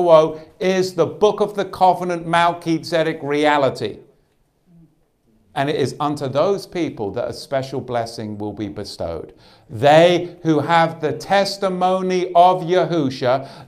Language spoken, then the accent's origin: English; Australia; moved away; My home country